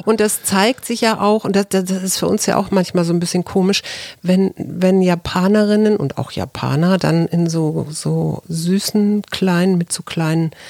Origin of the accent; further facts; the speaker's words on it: West Germany, Germany; als äh, Westdeutsch, also als Deutsche oder als Europäer